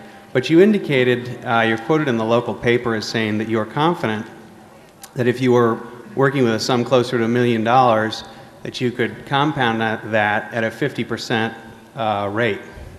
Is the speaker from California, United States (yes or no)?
yes; San Francisco, California, United States; I'm from San Francisco.